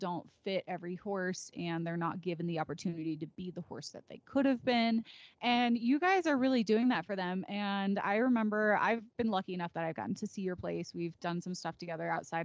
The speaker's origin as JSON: {"language": "English", "town": "Naperville", "region": "Illinois", "country": "United States", "moved": "yes", "lives_now": "Colorado, United States", "said": "I'm from Naperville"}